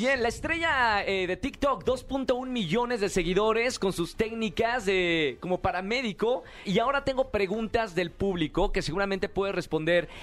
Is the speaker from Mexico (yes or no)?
yes; Monterrey, Nuevo León, Mexico; accent: northern; now in Mexico City, Mexico; soy de Monterrey, aquí en la capital